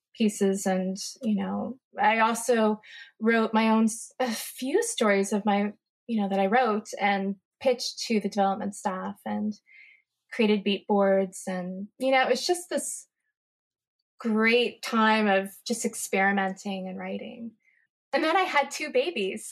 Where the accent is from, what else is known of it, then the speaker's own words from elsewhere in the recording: Upper Arlington, Ohio, United States; I am from Upper Arlington, Ohio, which is right next to the Ohio State University in Columbus, Ohio